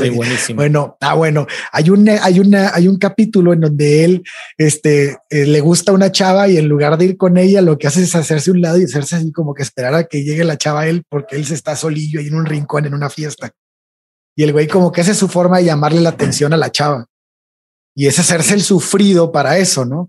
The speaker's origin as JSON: {"language": "Spanish", "town": "Tampico", "region": "Tamaulipas", "country": "Mexico", "moved": "as an adult", "said": "Yo, yo soy de Tampico, entonces cuando estaba en Tampico, hay un tiempo en que me fui"}